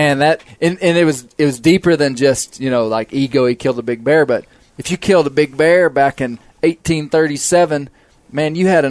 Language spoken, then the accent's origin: English; Arkansas, United States; I'm from Arkansas, a place that people nationally wouldn't know as a bear state.